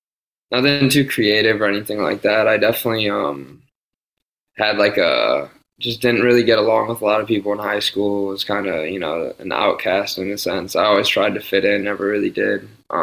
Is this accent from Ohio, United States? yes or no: yes; North Ridgeville, Ohio, United States; moved away as an adult; also born or lived in Pittsburgh; now in Los Angeles, United States; I'm from like the Avon, North Ridgeville area, so about like 20 minutes outside the city.